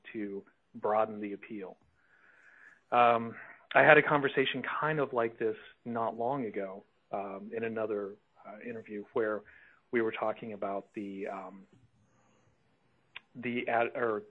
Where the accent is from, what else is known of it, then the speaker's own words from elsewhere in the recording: rural Oklahoma, United States; my hometown, which is rural Oklahoma